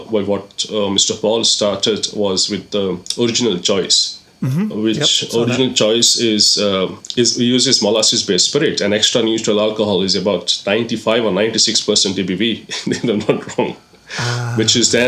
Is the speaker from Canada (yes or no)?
no; Goa, India; moved away as an adult; also born or lived in Middle East; now in England; I'm born and brought up in Goa.